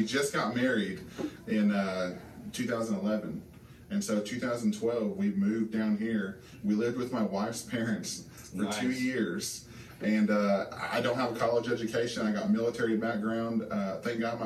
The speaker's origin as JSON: {"language": "English", "town": "Indianapolis", "region": "Indiana", "country": "United States", "moved": "as an adult", "said": "I'm originally from Indianapolis, Indiana."}